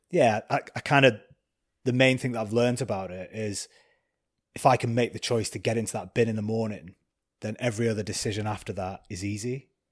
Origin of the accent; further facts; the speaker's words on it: Preston, North West England, United Kingdom; I'm a kid from Preston, uh, grew up drinking cider on the streets